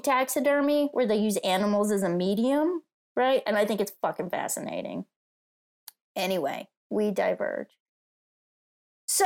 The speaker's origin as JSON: {"language": "English", "region": "East Coast", "country": "United States", "tie": "born or raised there", "moved": "yes", "lives_now": "Los Angeles, United States", "said": "I grew up in the East Coast"}